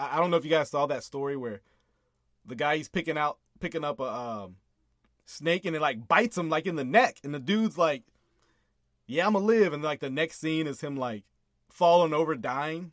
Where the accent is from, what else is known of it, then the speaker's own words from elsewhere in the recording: United States; I'm an American.